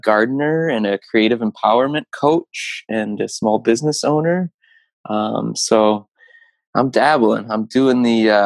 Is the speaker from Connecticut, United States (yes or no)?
no; Keweenaw Peninsula, Upper Peninsula of Michigan, United States; moved away as an adult; now in Kalamazoo, United States; I grew up in the Keweenaw Peninsula of Michigan, in the Upper Peninsula